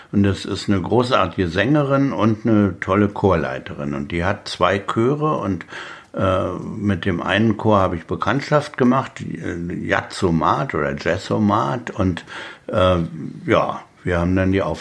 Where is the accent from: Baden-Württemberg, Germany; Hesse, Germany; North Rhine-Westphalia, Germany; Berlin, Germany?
Berlin, Germany; In, in, Brandenburg ist man als Berliner immer noch die Bulette, die eigentlich bloß wegbleiben soll.